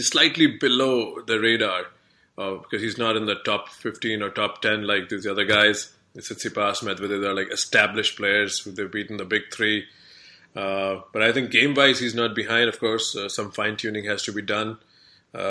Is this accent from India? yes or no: yes; India; moved away; as an Indian, of course, I haven't lived in India for like, you know, 2 decades now